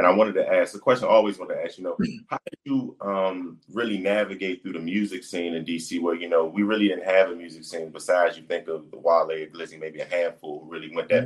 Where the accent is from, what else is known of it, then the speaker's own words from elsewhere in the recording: Washington, District of Columbia, United States; my hometown, D.C.